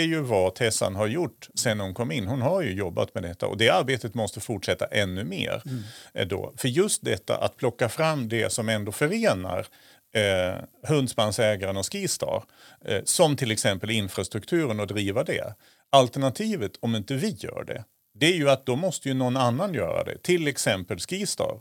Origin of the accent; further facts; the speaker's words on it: southern Sweden, Sweden; now in Östersund, Sweden; Jag kommer från södra Sverige